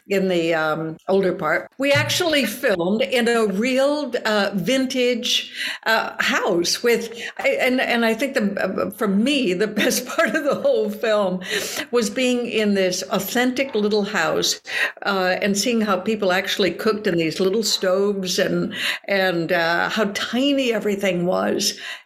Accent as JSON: {"language": "English", "town": "Robbinsdale", "region": "Minnesota", "country": "United States", "said": "I'm from Robbinsdale, Minnesota. I'm from a small town."}